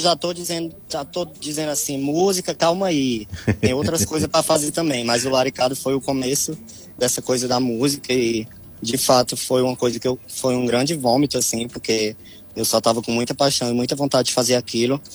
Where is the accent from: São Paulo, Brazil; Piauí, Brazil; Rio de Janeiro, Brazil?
Piauí, Brazil; also born or lived in Ceará; now in Fortaleza, Brazil; do Piauí o que eu trouxe foi a história que eu vivi lá